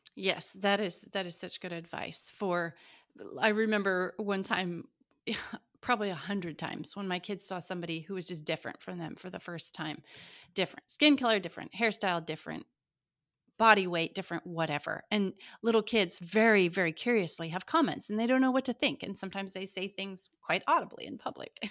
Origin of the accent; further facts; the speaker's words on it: Montana, United States; I grew up in Montana